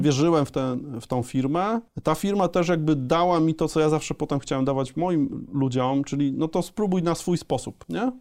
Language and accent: Polish; a small village near Leszno, Greater Poland, Poland; My pochodzimy z małej wsi e, e, pod Lesznem